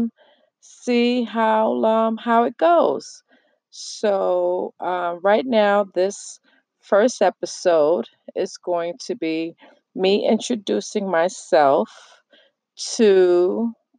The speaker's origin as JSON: {"language": "English", "town": "New York City", "region": "New York", "country": "United States", "tie": "born or raised there", "moved": "yes", "lives_now": "New Jersey, United States", "said": "I am from New York. I was born and raised in the Bronx. I live in New Jersey right now"}